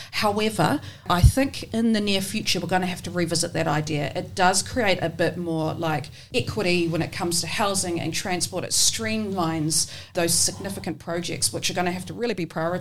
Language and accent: English; Porirua, Wellington, New Zealand; also born or lived in Taranaki; now in Wellington, New Zealand; I grew up in Cannons Creek in Porirua and went to Cannons Creek Primary School there